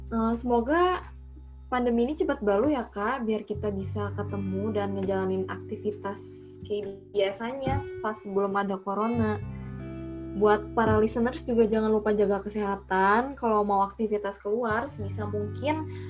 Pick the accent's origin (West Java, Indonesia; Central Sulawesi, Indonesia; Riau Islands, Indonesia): West Java, Indonesia; Bandung; aku emang dari Bandung